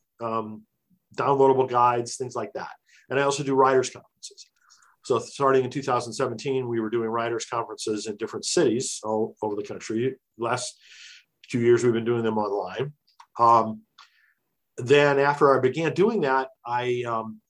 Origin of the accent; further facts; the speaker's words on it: Illinois, United States; moved away as an adult; now in New Jersey, United States; I still live in New Jersey. I grew up in Illinois, but made it out to the East Coast because of Bell Labs